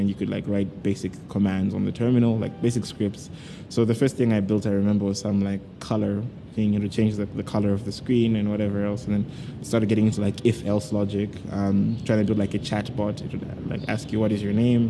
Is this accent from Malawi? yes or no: yes; Malawi; moved away as an adult; also born or lived in Kenya; I was born in Malawi